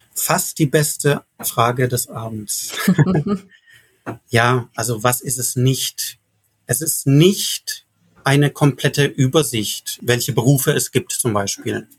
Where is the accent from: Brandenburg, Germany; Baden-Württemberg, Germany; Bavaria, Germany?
Baden-Württemberg, Germany; Karlsruhe; in meiner Heimat Karlsruhe